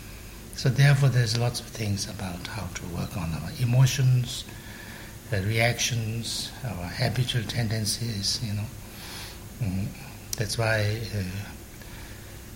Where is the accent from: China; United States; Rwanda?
China; Tibet; English is a second language; moved away; also born or lived in Sikkim, India / Varanasi, India; I was born in Tibet, and we didn't have money